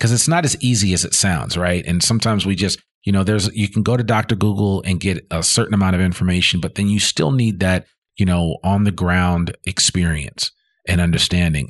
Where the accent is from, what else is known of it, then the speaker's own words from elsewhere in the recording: Northeast, United States; moved away as an adult; also born or lived in Boston; now in Northwest Arkansas, United States; growing up in the Northeast